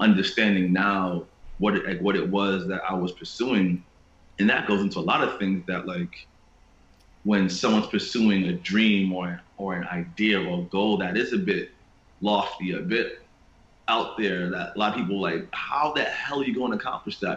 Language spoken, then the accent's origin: English; New York City, New York, United States; growing up in Queens